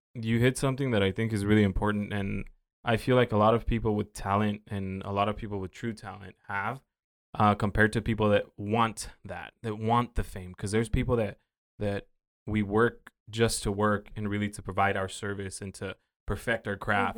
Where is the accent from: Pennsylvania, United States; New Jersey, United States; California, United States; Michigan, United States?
California, United States; Oxnard; I've been through some shit growing up in South Oxnard